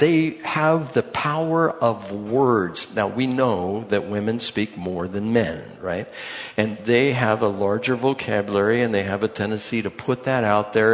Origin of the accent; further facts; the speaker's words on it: United States; I'm from the United States